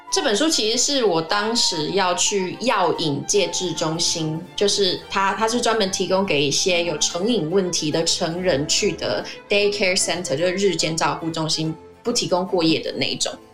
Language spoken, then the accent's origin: Chinese; Taiwan; 我们台湾人的个性都比较热情、热心